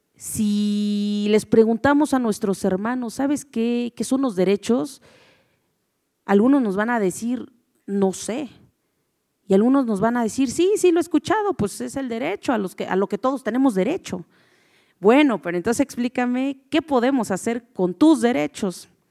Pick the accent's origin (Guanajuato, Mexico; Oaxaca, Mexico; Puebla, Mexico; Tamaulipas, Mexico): Oaxaca, Mexico; como buen mexicano y como buen, en mi caso, como buena oaxaqueña